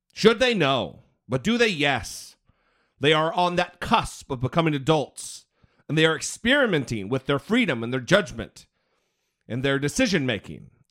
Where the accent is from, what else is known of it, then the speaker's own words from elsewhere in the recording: Idaho, United States; Brittany and I are, we're from Idaho